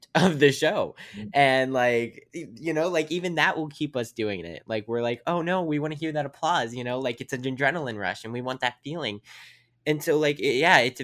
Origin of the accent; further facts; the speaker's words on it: Weirton, West Virginia, United States; I'm from Weirton, West Virginia